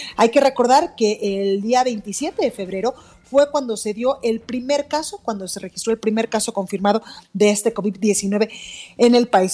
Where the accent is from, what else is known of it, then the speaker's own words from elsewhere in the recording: Mexico; de esta gran nación que somos los mexicanos